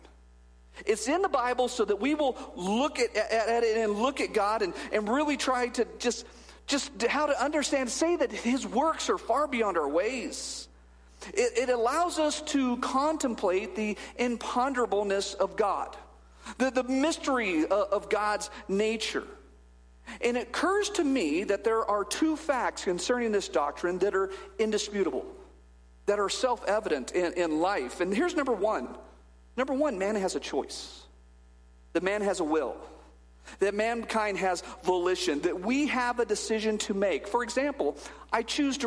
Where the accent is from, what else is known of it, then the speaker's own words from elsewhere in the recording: Bakersfield, California, United States; I was born in Bakersfield, California in 1974